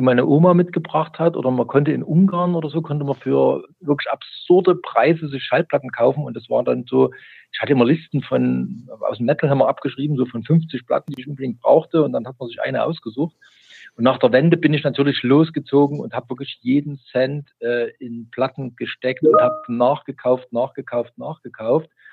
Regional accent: East Germany, Germany; ich bin gebürtiger DDR-Bürger

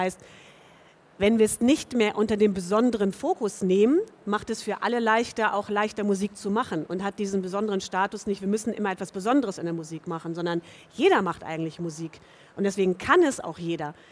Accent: Hamburg, Germany; sie kommen aus Hamburg. Und ich komme ja auch aus Hamburg.

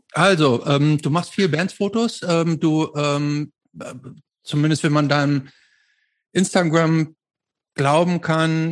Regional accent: Germany; bei uns in Deutschland

